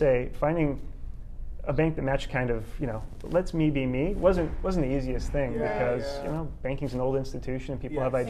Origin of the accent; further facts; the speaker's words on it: Chicago, Illinois, United States; moved away as an adult; also born or lived in Indiana / Philadelphia; now in Kansas City, United States; Grew up in the suburbs of Chicago.